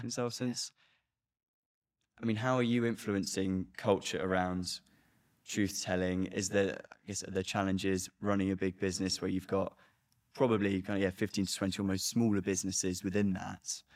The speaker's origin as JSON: {"language": "English", "country": "United Kingdom", "said": "being a British person"}